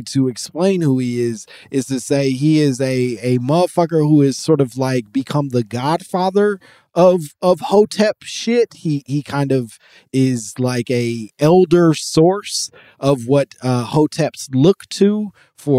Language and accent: English; United States; your American man